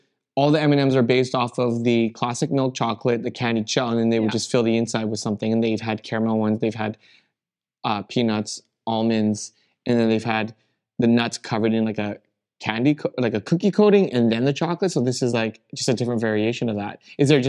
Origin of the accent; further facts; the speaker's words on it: Rocky Mountains, United States; born there; I was born in the Rockies, pretty much, and you fell in love with the Rockies and moved there. So it just brought back a tiny piece of home